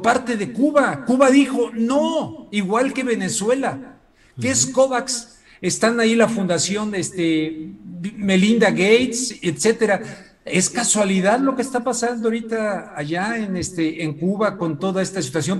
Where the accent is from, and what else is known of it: Mexico